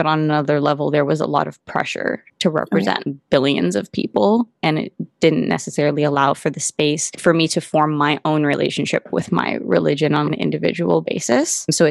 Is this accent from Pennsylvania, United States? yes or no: no; Santa Barbara, California, United States; moved away as an adult; now in Los Angeles, United States; Santa Barbara is not only where I call home